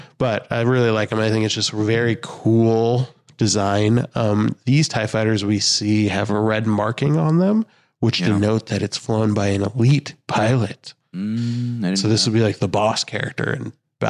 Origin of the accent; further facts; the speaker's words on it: United States; I'm American